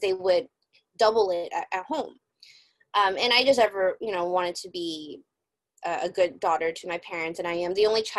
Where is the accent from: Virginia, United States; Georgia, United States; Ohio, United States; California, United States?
California, United States; San Francisco; I am born and raised in San Francisco, California, United States